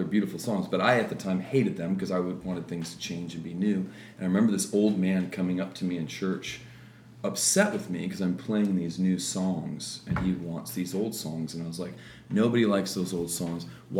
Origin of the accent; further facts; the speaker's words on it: Midwest, United States; also born or lived in Florida; Pretty much the Midwest. {S3} Okay. {S2} Yeah. Florida for a while as a kid, but moved around a lot with Dad being a pastor.